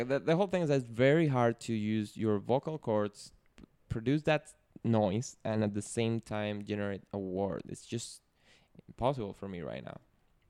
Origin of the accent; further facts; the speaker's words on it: Venezuela; first language Spanish; English is a second language; moved away; I'm more a Caribbean body. I'm from Venezuela, to be exact.